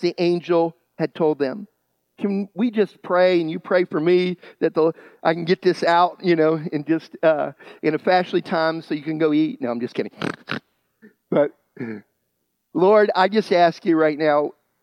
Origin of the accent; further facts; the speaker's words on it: home of the Buckwheat Festival, West Virginia, United States; the Buckwheat Festival, that's my hometown